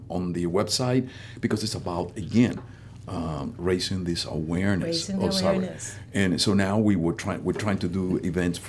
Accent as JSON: {"language": "English", "country": "Puerto Rico", "tie": "born or raised there", "also_born_or_lived": "Havana, Cuba", "moved": "as an adult", "lives_now": "Atlanta, United States", "said": "I was born in Havana. I was there until I was 10. Then I actually grew up in Puerto Rico"}